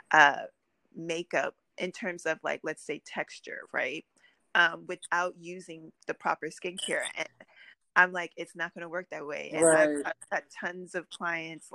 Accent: New York City, New York, United States; I was born and raised in Brooklyn

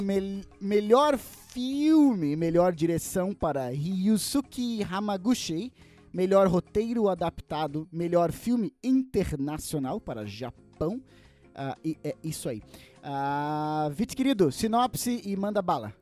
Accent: Brazil; nós, como brasileiros

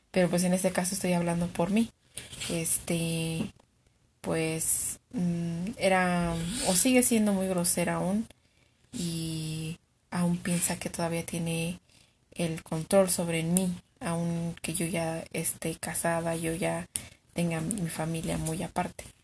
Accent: Mexico; nací en México. Soy mexicana

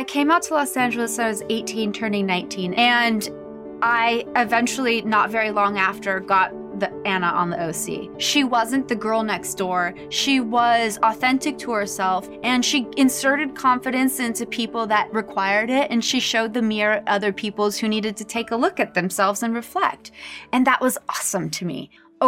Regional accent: Tokyo, Japan; born there; this is my story. I was born in Japan, in Tokyo, Japan

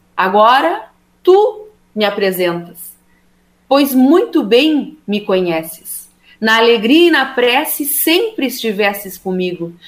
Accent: Rio Grande, Rio Grande do Sul, Brazil; eu sou de Rio Grande

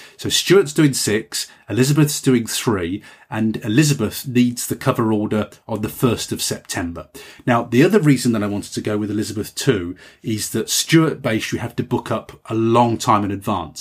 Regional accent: United Kingdom; I'm just a Brit

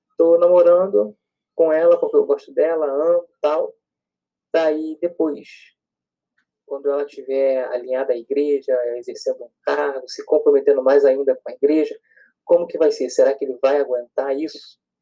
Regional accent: Rio de Janeiro, Brazil; sou daqui do Rio

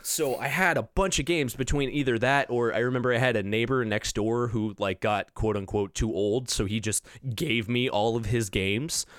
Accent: Orange County, Southern California, United States; I grew up in the suburbs of L A, so Orange County

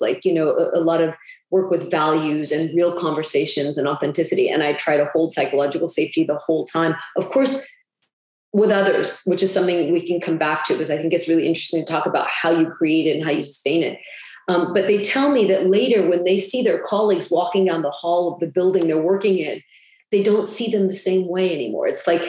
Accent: United States; because I'm American, you know, but I've lived and worked in Europe and the Middle East for

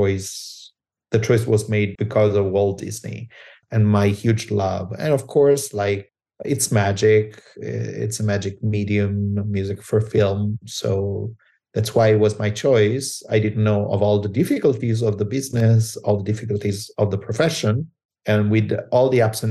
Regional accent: L'Aquila, Abruzzo, Italy; moved away as an adult; also born or lived in Cles, Italy; now in Los Angeles, United States; my father and my mother moved back to the hometown of my dad, which is L'Aquila, which I consider my hometown

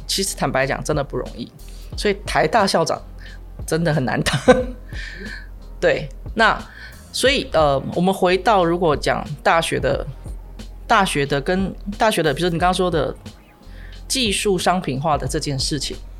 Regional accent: New Taipei, Taiwan; 在新北长大，但在台北，都在台北工作

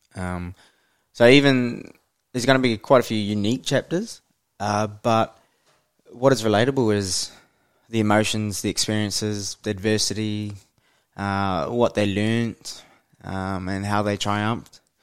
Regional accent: Hamilton, Waikato, New Zealand; I grew up in the mighty Waikato, uh, born and bred in Hamilton, New Zealand.

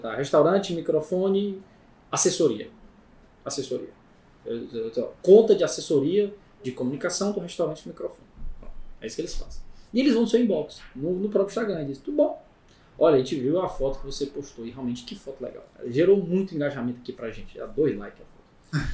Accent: Ceará, Brazil; Eu sou cearense

